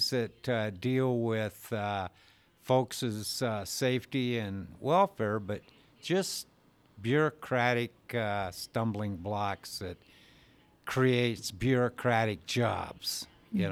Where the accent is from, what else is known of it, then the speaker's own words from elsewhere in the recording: Colstrip, Montana, United States; I'm from Colstrip, Montana.